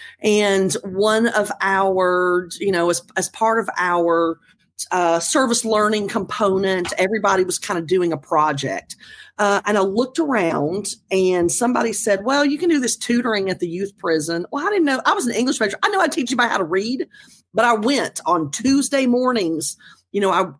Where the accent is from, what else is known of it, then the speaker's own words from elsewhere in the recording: North Carolina, United States; small town North Carolina, where I grew up